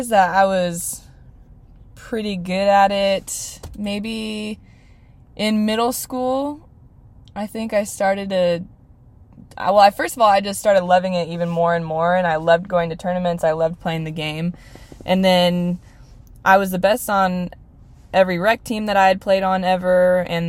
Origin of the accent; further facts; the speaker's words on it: Redmond, Washington, United States; I'm from Redmond, Washington